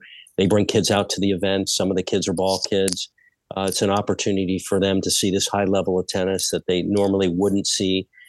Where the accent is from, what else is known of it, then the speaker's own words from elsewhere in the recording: Phoenix, Arizona, United States; also born or lived in Texas; I grew up here in Phoenix